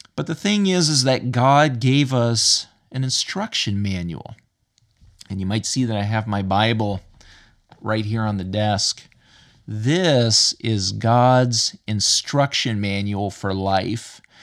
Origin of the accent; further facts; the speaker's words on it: United States; now in Ireland; as an American living in Ireland